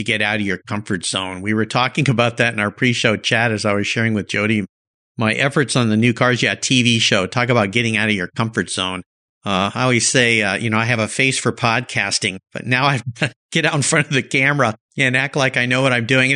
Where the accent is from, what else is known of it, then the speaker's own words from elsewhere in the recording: Southern California, United States; we grew up in Southern California